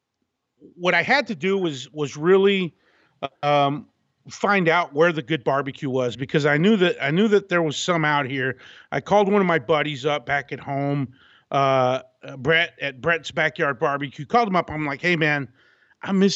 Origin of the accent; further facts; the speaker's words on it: Abilene, Texas, United States; moved away as an adult; also born or lived in Austin, Texas; now in California, United States; I'm born and raised in Texas, actually West Texas in Abilene